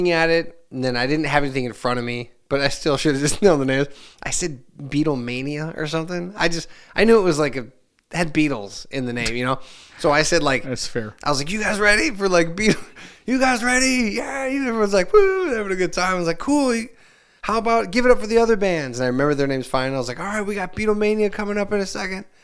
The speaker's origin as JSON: {"language": "English", "town": "Hammond", "country": "United States", "said": "I would talk about I'm from Hammond, isn't this great"}